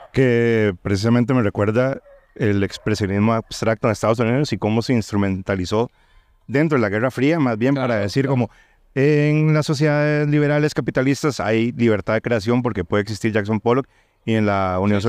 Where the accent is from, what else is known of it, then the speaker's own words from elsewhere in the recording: Costa Rica; yo que soy de Costa Rica